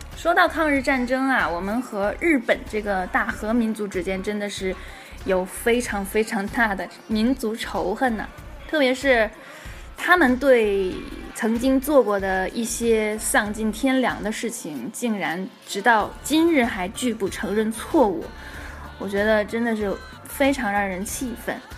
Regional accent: China; 我们中国人

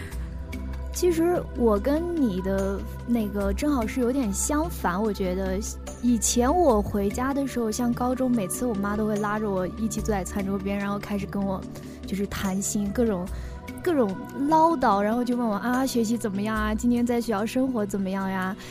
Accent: northern China, China; moved away as an adult; now in Yunnan, China; 我毕竟是从一个北方来到了南方

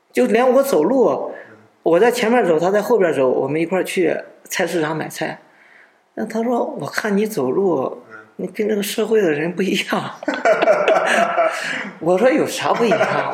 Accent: China; 我们中国人

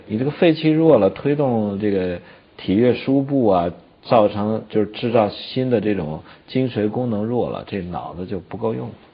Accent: China; 我们中国人追求的这种善终

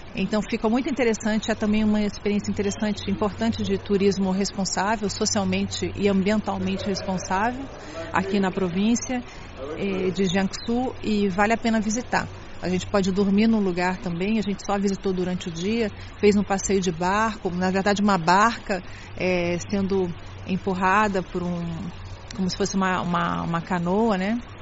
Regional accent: Brazil; now in Shanghai, China; Eu venho do Brasil

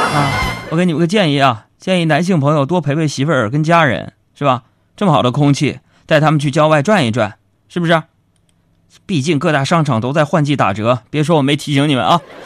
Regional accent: Northeast China, China; 你别看我是个东北爷们儿

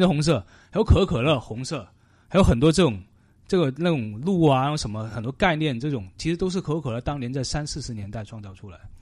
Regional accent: Canada; now in Vancouver, Canada; 对我们加拿大人来说是涨价了

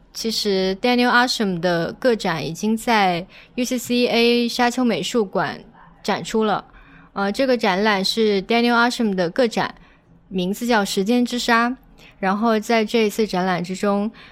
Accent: Guangdong, China; 作为一个潮汕人的话，我其实看到嗯哼。香火啊，是会觉得很亲切

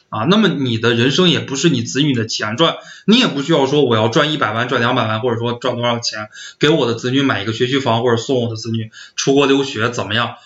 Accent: northern China, China; 因为我是北方人

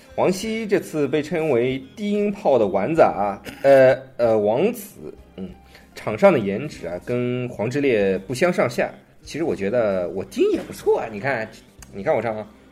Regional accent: China; 我们中国人

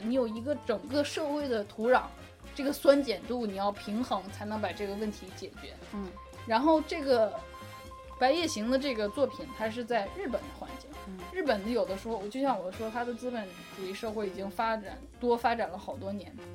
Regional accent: Northeast China, China; moved away as an adult; now in United States; 我是东北人嘛

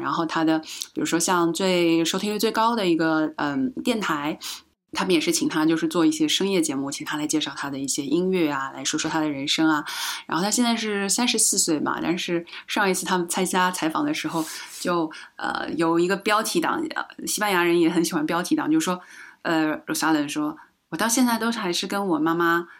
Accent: China; also born or lived in Shanghai; now in Madrid, Spain; 我自己作为，呃，中国人

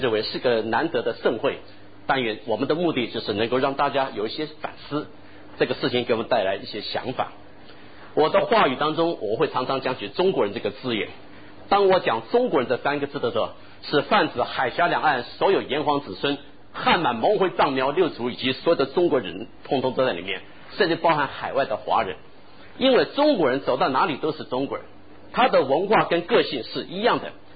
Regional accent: Taiwan; moved away; also born or lived in Shanghai, China / United States / United Kingdom / Japan; 我因为在台湾长大，在美国和英国求学，又在日本工作

